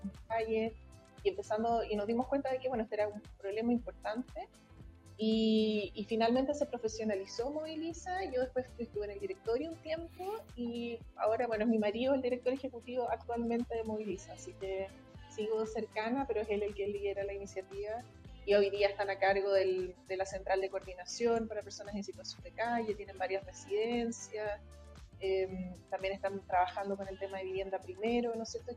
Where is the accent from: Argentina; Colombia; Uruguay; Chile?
Chile; Santiago, Santiago Metropolitan Region; also born or lived in England / Concepción; yo soy de Santiago, sí, trabajo acá, he vivido toda mi vida en Santiago